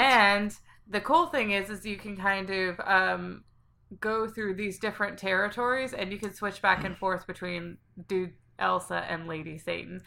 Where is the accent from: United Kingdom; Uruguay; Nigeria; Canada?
United Kingdom; Scotland; I'm from Scotland